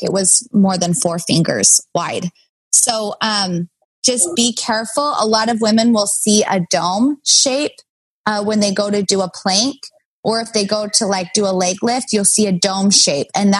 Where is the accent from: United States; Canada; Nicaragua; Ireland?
United States; Kaysville, Utah; now in Los Angeles, United States; I grew up in Kaysville. I went to Davis High.